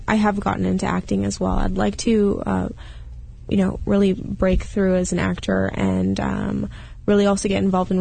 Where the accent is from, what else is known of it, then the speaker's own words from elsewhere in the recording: Canada; I am from Canada